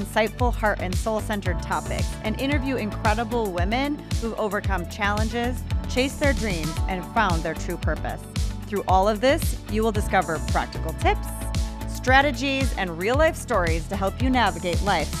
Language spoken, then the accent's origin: English; North Dakota, United States; also born or lived in Minnesota, United States; And then my family, we lived in North Dakota, though. So I grew up kind of all over the stat